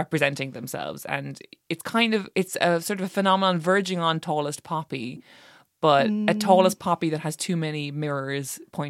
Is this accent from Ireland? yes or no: yes; Ireland; as an Irish person